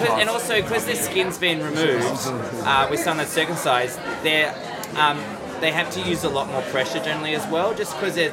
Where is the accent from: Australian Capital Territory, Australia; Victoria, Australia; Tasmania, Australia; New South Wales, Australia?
Victoria, Australia; Melbourne; I'm from Australia. I'm from Melbourne.